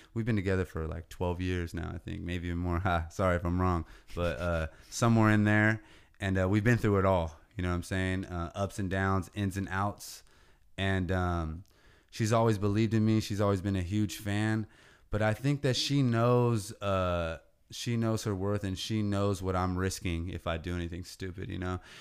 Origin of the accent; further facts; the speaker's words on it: Oceano, California, United States; this is what raised me. These streets, eight oh five, Oceano